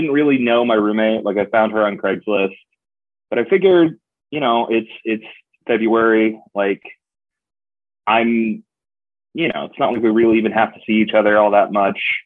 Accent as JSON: {"language": "English", "town": "Portsmouth", "region": "New Hampshire", "country": "United States", "tie": "born or raised there", "also_born_or_lived": "Vermont / Albany, New York / Dublin, Ireland", "moved": "as an adult", "lives_now": "Cleveland, United States", "said": "I grew up in Portsmouth, New Hampshire, like an hour and a half north of Boston"}